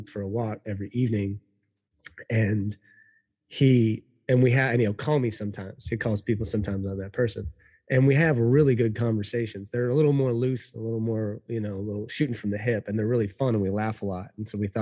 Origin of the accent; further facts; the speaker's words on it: Minatitlán, Veracruz, Mexico; I was born in Minatitlan, Mexico